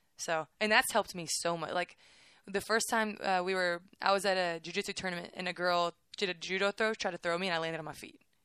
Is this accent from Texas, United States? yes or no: yes; Waco, Texas, United States; I'm from Waco